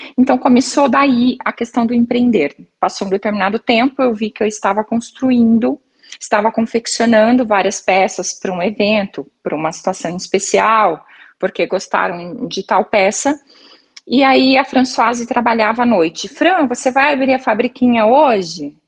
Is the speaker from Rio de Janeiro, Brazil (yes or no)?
no; Maringá, Paraná, Brazil; eu sou de Maringá, no Paraná